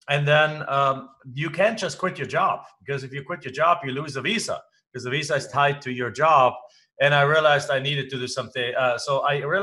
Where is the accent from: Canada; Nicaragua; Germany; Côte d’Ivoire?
Germany; English is a second language; moved away as an adult; now in United States; I'm not from the United States. I live in the United States. I am an American citizen now, but I'm originally from Germany.